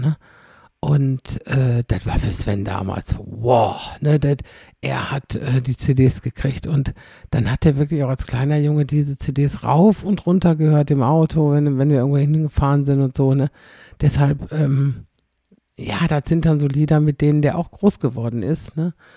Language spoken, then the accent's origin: German; Xanten, North Rhine-Westphalia, Germany; meine Heimatstadt